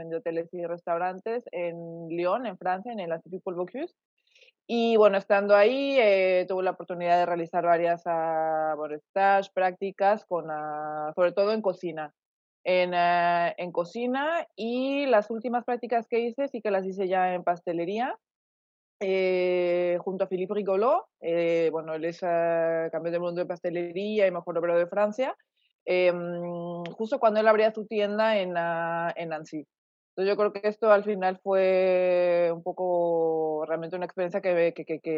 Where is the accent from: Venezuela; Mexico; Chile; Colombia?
Mexico; moved away as an adult; yo soy originaria de México, eh, mexicana, bueno, de nacimiento, eh, y vivido prácticamente ahí. Bueno, ahora ya no sé, ya tengo casi, digamos, casi casi mitad y mitad también de vida, de vida afuera.